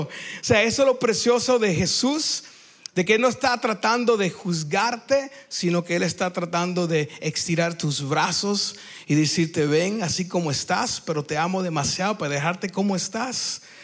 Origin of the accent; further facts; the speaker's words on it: United States; Spanish is a second language; also born or lived in Cuba (ancestry) / Peru; now in Lima, Peru; yo soy cubano de descendencia, pero nacido en los Estados Unidos, entonces a veces mi, mi Spanish no es good looking